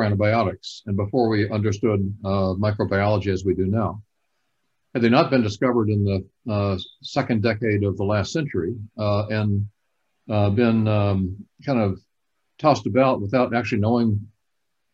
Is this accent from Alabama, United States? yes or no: yes; Alabama, United States; I grew up in Alabama